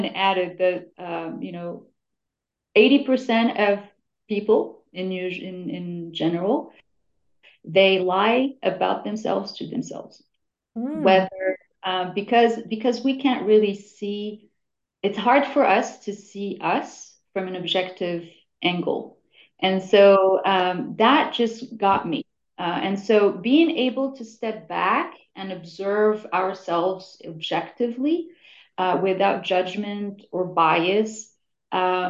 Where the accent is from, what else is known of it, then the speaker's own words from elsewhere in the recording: Morocco; moved away; I'm originally from Morocco